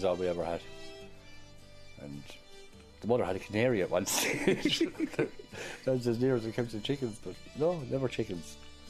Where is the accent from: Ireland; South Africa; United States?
Ireland; I grew up in Feathers in the Green.